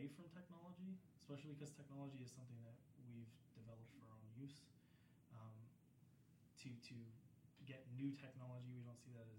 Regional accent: United States; growing up in the States, I saw this a lot.

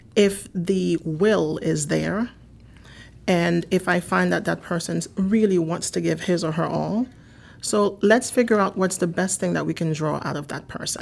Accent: Haiti; also born or lived in New York / Miami; now in United States; I'm originally from Haiti. I've lived in this country now for over thirty years

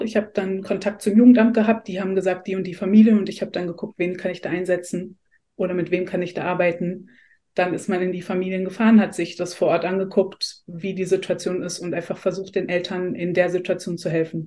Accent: Essen, North Rhine-Westphalia, Germany; ich komme aus Essen

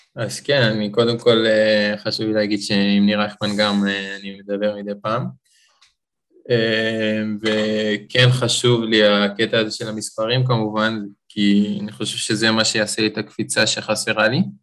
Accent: Beersheba, Southern District, Israel; אני גדלתי, נולדתי בבאר שבע, ההורים שלי גרים שם

